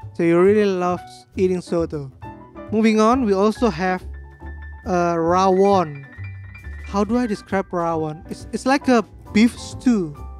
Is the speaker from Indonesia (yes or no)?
yes; Indonesia; English is a second language; as a local